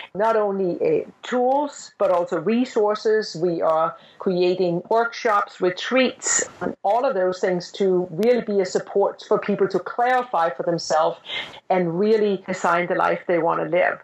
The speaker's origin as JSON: {"language": "English", "country": "Denmark", "tie": "born or raised there", "moved": "as an adult", "said": "I'm from Denmark and I grew up in Denmark"}